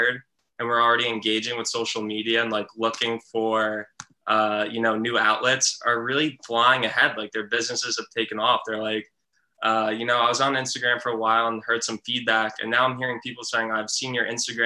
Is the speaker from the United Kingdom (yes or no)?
no; Westhampton Beach, New York, United States; I grew up in West Hampton Beach, New York, which is the western part of the Hamptons